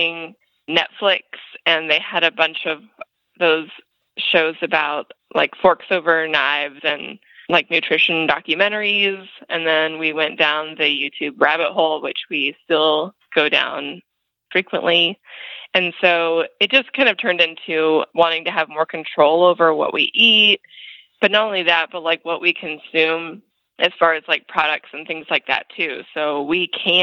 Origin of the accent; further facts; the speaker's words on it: Los Angeles, California, United States; moved away as an adult; now in Indiana, United States; I'm actually from Los Angeles and grew up there until I was 26. So I'm a city girl, born and raised